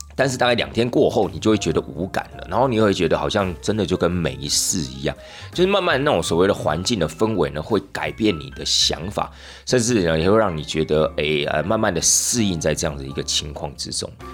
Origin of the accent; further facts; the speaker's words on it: Taiwan; 包含我们台湾人啊